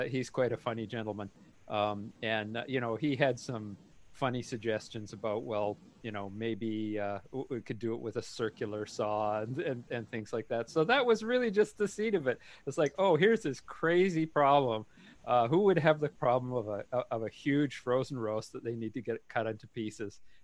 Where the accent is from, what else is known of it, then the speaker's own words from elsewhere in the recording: Canada; moved away; I was originally from Canada.